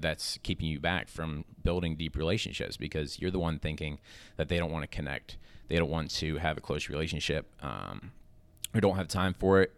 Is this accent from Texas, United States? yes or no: no; Lancaster, Pennsylvania, United States; I'm from Lancaster, Pennsylvania